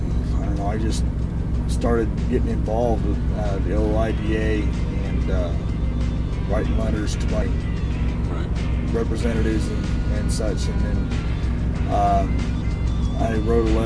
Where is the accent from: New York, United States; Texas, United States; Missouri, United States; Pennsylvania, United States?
Missouri, United States; St. Joseph; my hometown, St. Joe, Missouri, where I grew up